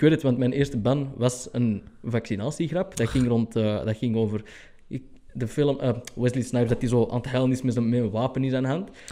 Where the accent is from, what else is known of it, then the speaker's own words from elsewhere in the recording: Antwerp, Flanders, Belgium; ik als Antwerpenaar